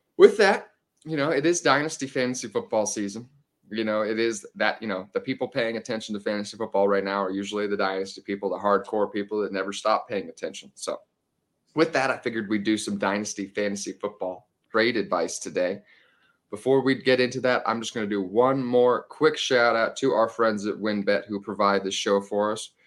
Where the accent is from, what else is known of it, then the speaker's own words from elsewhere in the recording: Kansas City, Missouri, United States; moved away as an adult; now in Denver, United States; I'm from Kansas City. I've lived in Denver for 10 years, but I grew up in Kansas City for 18 years